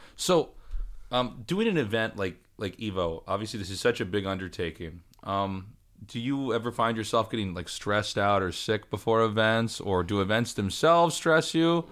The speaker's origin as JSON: {"language": "English", "town": "Kansas City", "region": "Missouri", "country": "United States", "said": "I'm from Kansas City, but even in Kansas City, there was, like, maybe three or four arcades"}